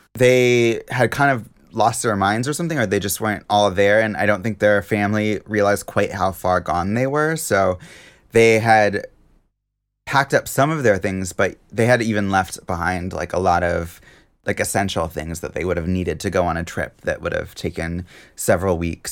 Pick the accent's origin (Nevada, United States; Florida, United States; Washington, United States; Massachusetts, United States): Washington, United States; Seattle; Seattle, my hometown